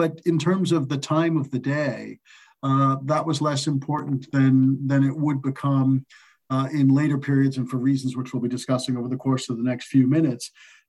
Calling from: Manhattan, New York, United States; I'm calling in from Manhattan.

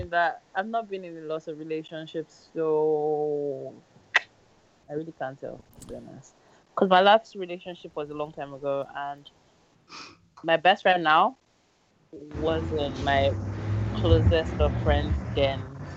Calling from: United Kingdom; I'm calling from the UK.

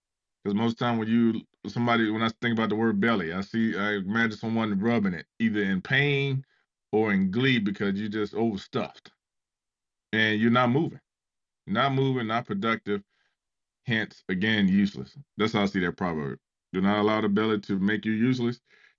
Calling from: Ohio, United States; Calling from Ohio.

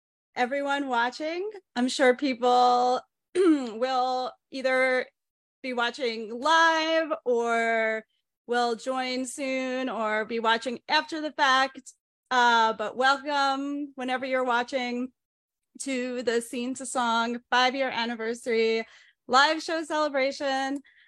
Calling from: New York City, New York, United States; I'm zooming in from New York City

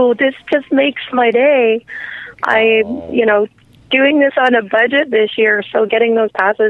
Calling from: Canada; Happy … calling from Canada.

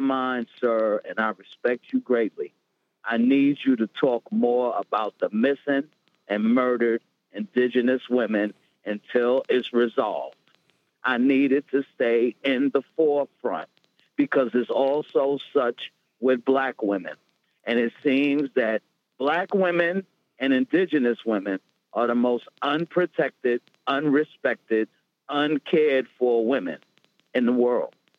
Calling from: Rockland County, New York, United States; I'm calling from Rockland County

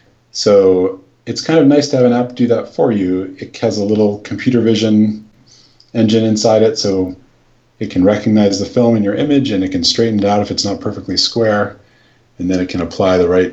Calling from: West Kennebunk, Maine, United States; I'm calling from West Kennebunk, Maine.

